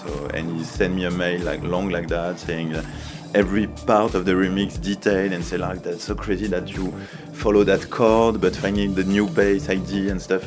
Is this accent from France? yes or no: yes; Reims, Grand Est, France; English is a second language; my hometown in, in Reims